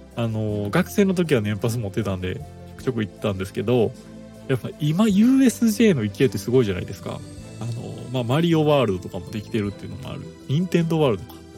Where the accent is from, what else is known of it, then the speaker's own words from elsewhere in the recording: Kansai, Japan; 僕自身関西出身です